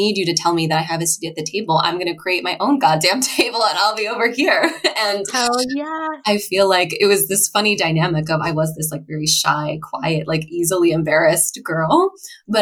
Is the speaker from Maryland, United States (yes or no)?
yes; Annapolis, Maryland, United States; I grew up in Annapolis, Maryland.